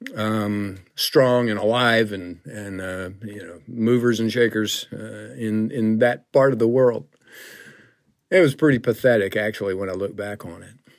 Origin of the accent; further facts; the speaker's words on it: Griffin, Georgia, United States; I grew up in the South, forty miles south of Atlanta, a little town called Griffin